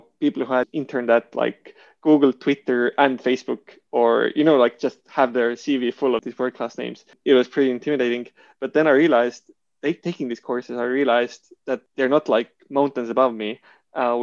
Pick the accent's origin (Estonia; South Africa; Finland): Estonia; moved away as an adult; also born or lived in Switzerland; me from Estonia